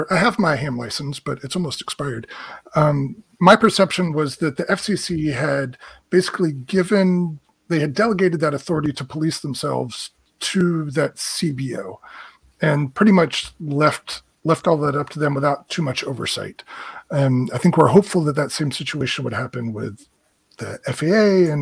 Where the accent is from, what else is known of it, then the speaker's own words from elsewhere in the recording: United States; as an American